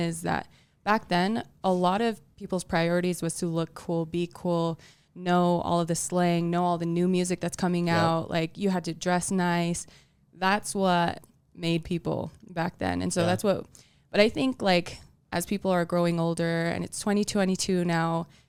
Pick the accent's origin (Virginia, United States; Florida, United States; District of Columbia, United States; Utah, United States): Utah, United States; Salt Lake City; also born or lived in Palo Alto / Tonga; I like to say I'm from Salt Lake because I've lived most of my life here. I was born in Palo Alto, California. And then before I even turned one, my family moved to Tonga.